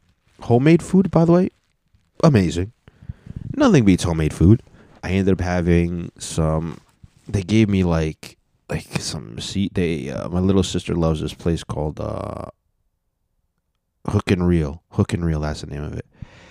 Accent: United States; Because I was born in America, and only one of my parents was not born in America

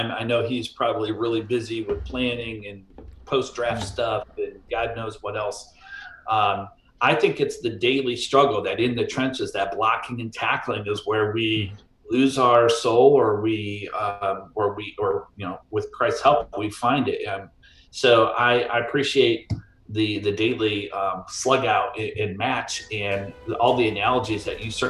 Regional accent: Cleveland, Ohio, United States; All right, so I'm from Cleveland.

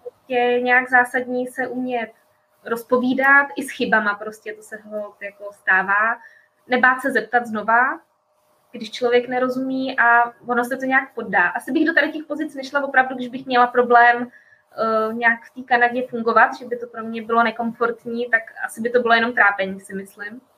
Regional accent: Prague, Czechia; moved away as an adult; now in Canada; My jsme Pražáci

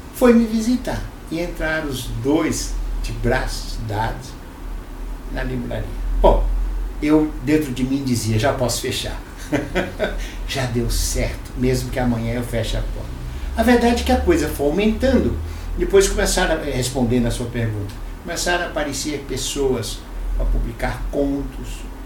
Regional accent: Fortaleza, Ceará, Brazil; now in São Paulo, Brazil; eu nasci em Fortaleza, sou o único cearense da família, mas nasci por acaso

